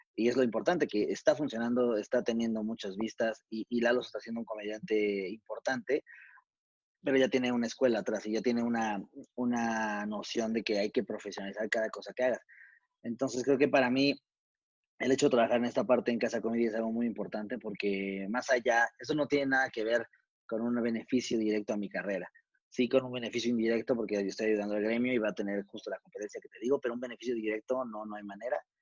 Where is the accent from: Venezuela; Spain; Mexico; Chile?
Mexico